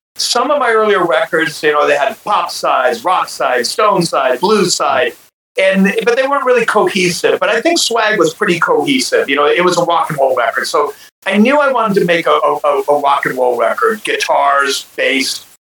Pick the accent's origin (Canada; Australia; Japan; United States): United States; Ohio; i grew up in Ohio